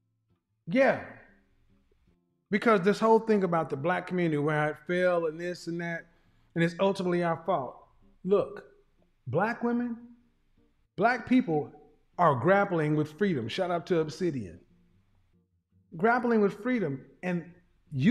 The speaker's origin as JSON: {"language": "English", "region": "Oklahoma", "country": "United States", "said": "I'm a guy from Oklahoma"}